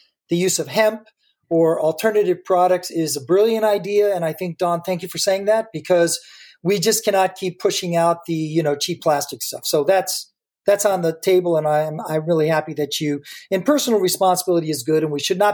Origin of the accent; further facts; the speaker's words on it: Michigan, United States; moved away; as I was born in 1950, I'm glad to hear that the scientists agree with my personal assessment of growing up in Michigan